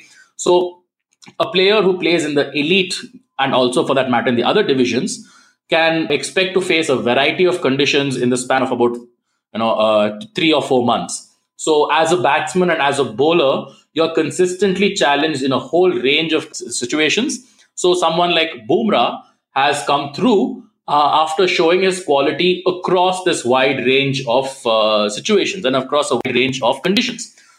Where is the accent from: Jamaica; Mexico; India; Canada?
India; as an Indian cricket fan